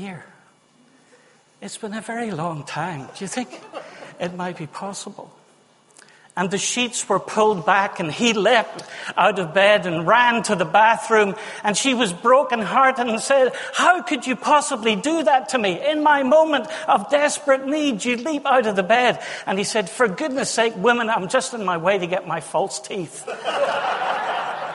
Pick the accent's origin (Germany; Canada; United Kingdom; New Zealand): United Kingdom; Northern Ireland; now in Witney, United Kingdom; I'm Northern Irish.